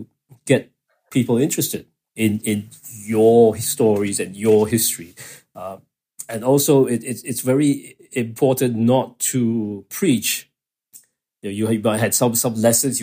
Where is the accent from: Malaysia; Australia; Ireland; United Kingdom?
Malaysia; Kuala Lumpur; I was growing up in Kuala Lumpur